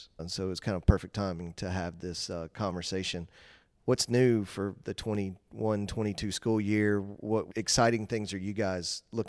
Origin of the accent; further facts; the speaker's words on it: Dalton, Georgia, United States; I grew up in Dalton.